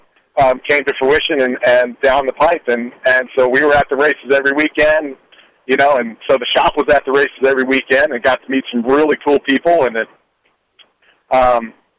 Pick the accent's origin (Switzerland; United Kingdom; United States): United States; Maryland; born and raised in Maryland